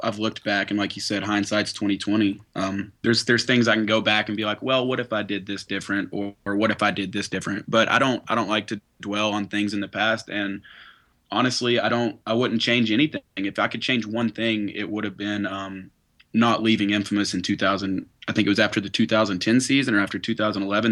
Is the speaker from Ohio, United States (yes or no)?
no; Knoxville, Tennessee, United States; we're from Knoxville, Tennessee